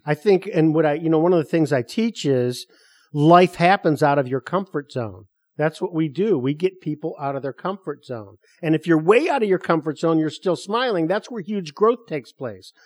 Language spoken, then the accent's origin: English; Detroit, Michigan, United States; moved away as an adult; also born or lived in Chicago; I was born and raised in Detroit